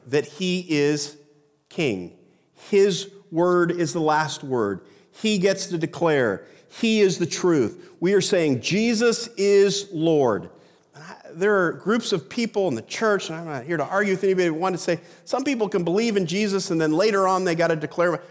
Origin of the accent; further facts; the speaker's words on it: United States; we as Americans